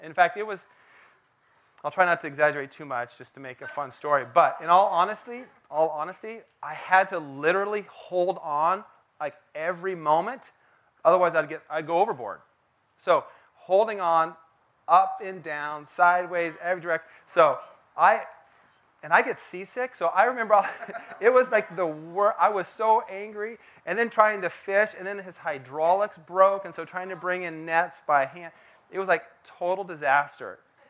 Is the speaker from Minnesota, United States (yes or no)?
no; Port Townsend, Washington, United States; Growing up in Port Townsend, Washington, Port Townsend, Washington is on the Olympic Peninsula in Washington State, surrounded by water. And so I grew up playing in the water